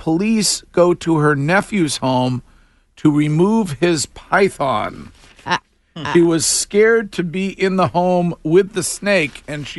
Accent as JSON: {"language": "English", "town": "Stowe", "region": "Massachusetts", "country": "United States", "tie": "born or raised there", "said": "my hometown police department, the Stowe PD"}